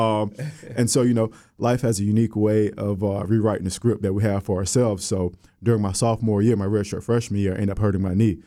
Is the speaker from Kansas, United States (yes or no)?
no; Orlando, Florida, United States; moved away as an adult; also born or lived in West Virginia; from Orlando, Florida, I'm from the West Side. Um, proud alum of Maynard Evans High School.